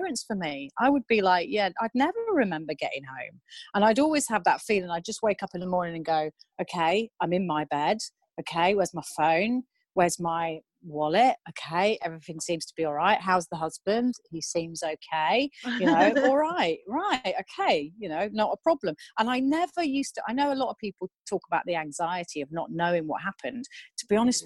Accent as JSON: {"language": "English", "town": "Newquay", "region": "South West England", "country": "United Kingdom", "tie": "born or raised there", "moved": "yes", "lives_now": "Japan", "said": "I grew up in Newquay"}